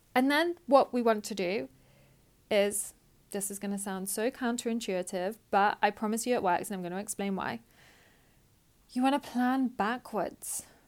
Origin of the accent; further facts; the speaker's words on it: United Kingdom; I'm British